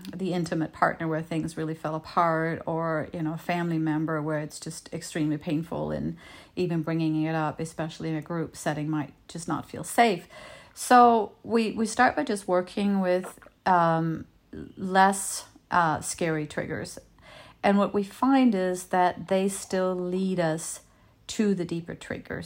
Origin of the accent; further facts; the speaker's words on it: Denmark; first language Danish; English is a second language; moved away as an adult; now in United States; I was born and raised in Europe, and I moved to his town in the States to be with him